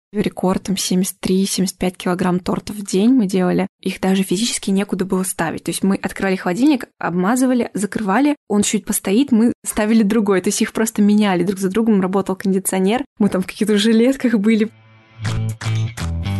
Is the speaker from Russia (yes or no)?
yes; Orenburg Oblast, Russia; now in Moscow, Russia; я не из Москвы, я из э, Оренбургской области